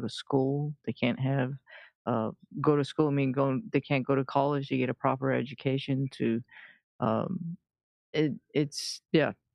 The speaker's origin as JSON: {"language": "English", "country": "Iran", "tie": "born or raised there", "moved": "yes", "said": "I was born in the middle of a war uh, between Iran and uh, Iraq"}